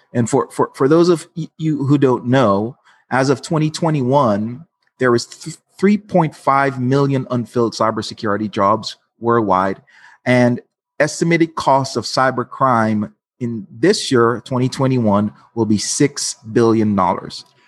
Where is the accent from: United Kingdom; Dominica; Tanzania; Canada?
Dominica; moved away as an adult; also born or lived in Los Angeles, United States; now in United States; I'm from Dominica, not to be confused, uh, the Dominican Republic